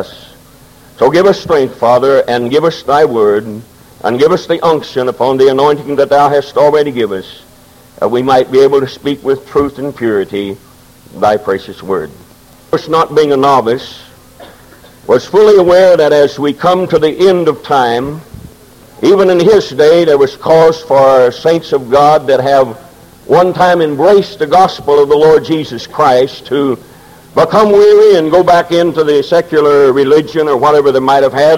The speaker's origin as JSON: {"language": "English", "area": "Momence", "region": "Illinois", "country": "United States", "tie": "born or raised there", "said": "I was born in Maunee, Illinois"}